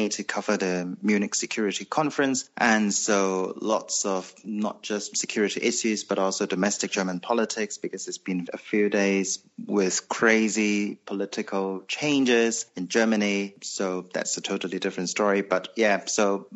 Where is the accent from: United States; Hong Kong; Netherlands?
Hong Kong; I was born in Hong Kong to a, I would say, middle-class family.